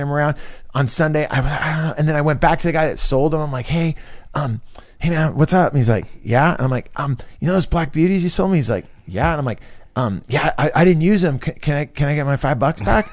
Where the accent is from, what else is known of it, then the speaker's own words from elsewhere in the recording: Northern California, United States; also born or lived in Los Angeles; I grew up in Northern California